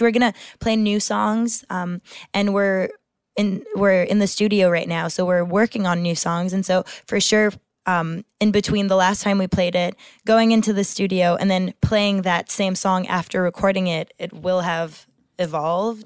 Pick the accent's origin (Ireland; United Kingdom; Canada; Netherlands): Canada; Quebec; I have a Francophone background and my parents are French, and, and I grew up in Quebec, so my whole education was in French.